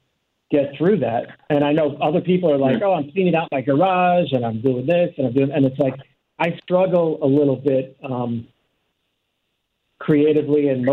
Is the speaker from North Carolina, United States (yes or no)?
no; New York, United States; moved away; I'm from New York